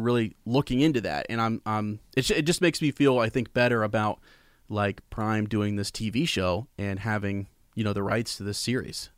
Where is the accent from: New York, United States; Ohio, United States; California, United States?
Ohio, United States; Columbus; I'm from Columbus